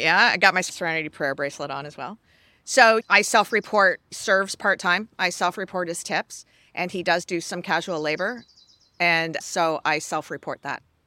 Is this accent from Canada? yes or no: yes; Canada; I'm Canadian